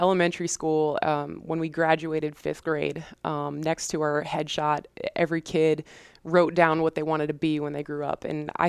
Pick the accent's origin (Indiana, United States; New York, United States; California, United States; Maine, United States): New York, United States; Cortland Manor; So I'm originally from Cortland Manor, New York, which is a suburb in Westchester, New York, just outside New York City. I grew up in the same house my whole life with my mom, my dad, my brother.